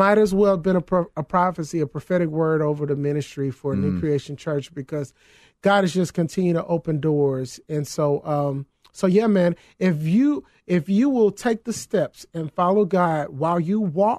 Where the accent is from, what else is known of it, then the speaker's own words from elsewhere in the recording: the South, United States; It's an old adage. I'm from the South.